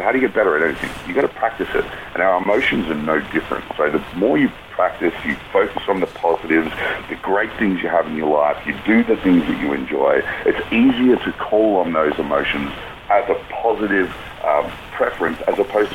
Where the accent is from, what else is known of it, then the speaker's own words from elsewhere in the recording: Australia; as an Australian and a military guy